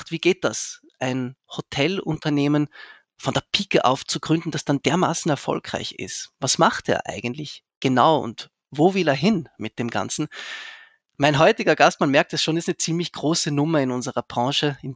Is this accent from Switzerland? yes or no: yes; Zurich, Switzerland; Ich bin in Zürich aufgewachsen, darum kenne ah, ich die Kronenhalle.